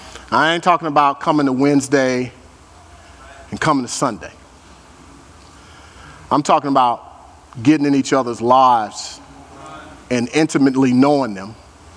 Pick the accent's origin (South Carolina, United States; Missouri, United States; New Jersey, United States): Missouri, United States; St. Louis; I'm from St. Louis.